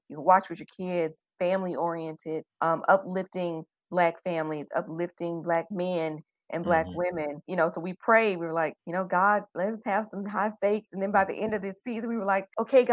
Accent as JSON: {"language": "English", "town": "Chattanooga", "region": "Tennessee", "country": "United States", "also_born_or_lived": "Indianapolis, Indiana", "moved": "as an adult", "lives_now": "Taipei, Taiwan", "said": "I'm from Chattanooga, Tennessee"}